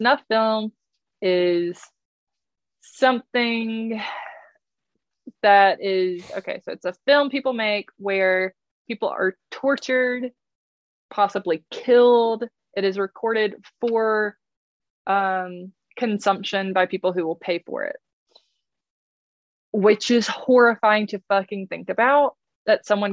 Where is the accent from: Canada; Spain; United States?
United States; North Carolina